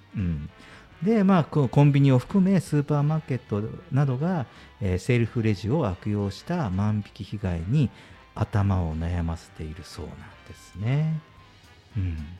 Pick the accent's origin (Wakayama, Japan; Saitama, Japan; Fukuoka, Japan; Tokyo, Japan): Fukuoka, Japan; しかも博多の人間なので